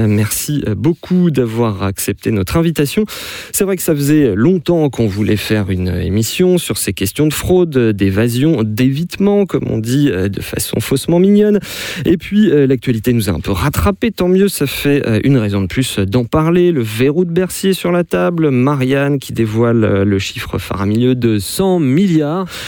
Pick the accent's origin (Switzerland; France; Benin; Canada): France